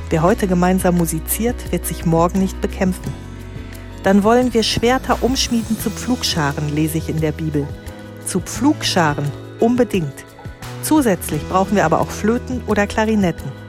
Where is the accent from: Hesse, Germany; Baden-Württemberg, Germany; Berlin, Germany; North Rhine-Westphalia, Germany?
North Rhine-Westphalia, Germany; Münsterland; born or raised there